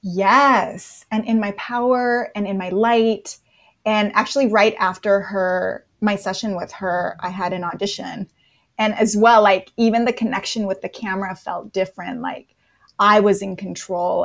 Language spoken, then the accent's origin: English; Napa, California, United States; moved away as an adult; now in Los Angeles, United States; So I'm in Los Angeles and I grew up in Napa, California